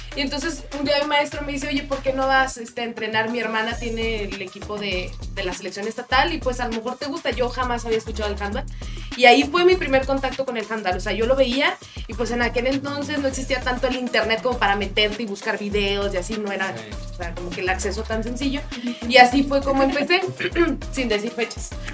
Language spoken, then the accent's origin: Spanish; Mexico; como buen mexicano